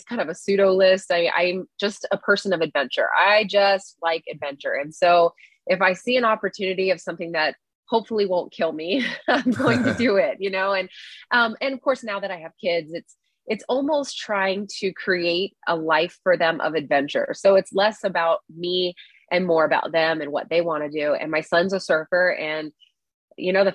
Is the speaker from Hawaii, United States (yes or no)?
yes; Hawaii, United States; growing up in Hawaii, you know, the water is 80 something degrees year round.